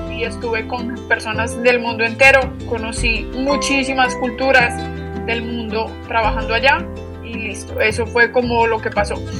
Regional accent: Medellín, Antioquia, Colombia; also born or lived in Australia; yo soy de Medellín, eh, por el acento creo que te puedes dar cuenta un poquito

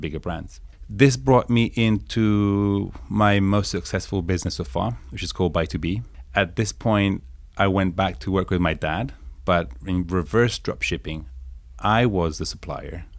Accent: Italy; moved away as an adult; also born or lived in Guildford, Surrey, England; now in New York, United States; North of Italy, between Milan and Turin, in a small city of ten thousand people, a village called Sanpia.

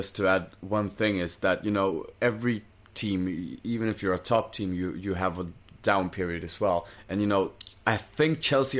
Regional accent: Brazil; I'm from Brazil.

